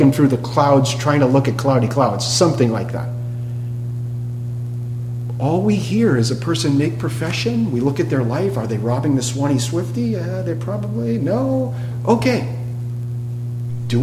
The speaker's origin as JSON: {"language": "English", "area": "New England", "region": "Massachusetts", "country": "United States", "said": "I come from New England, Massachusetts."}